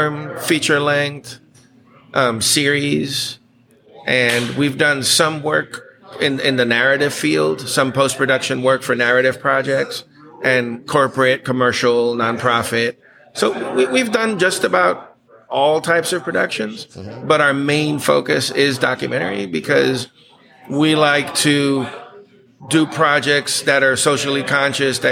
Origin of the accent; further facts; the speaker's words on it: Aruba; also born or lived in Texas; now in United States; me born in Texas, raised mostly in Aruba.